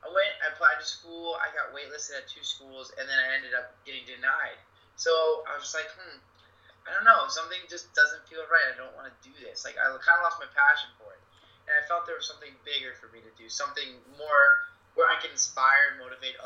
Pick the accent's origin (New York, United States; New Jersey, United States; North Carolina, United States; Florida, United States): Florida, United States; Plantation; also born or lived in Orlando, Florida / Santa Monica, California; I grew up in Plantation, Florida, and I moved up to Orlando for school.